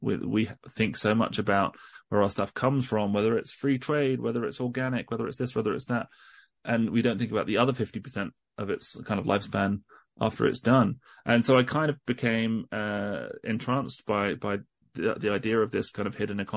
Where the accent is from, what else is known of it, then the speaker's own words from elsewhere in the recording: England, United Kingdom; As you can probably hear, I'm British. I'm an English journalist based in the UK.